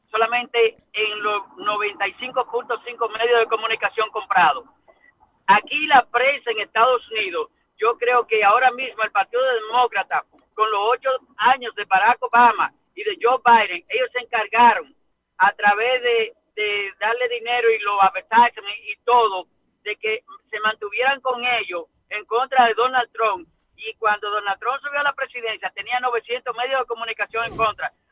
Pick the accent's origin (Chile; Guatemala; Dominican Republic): Dominican Republic; now in United States; yo soy dominicana.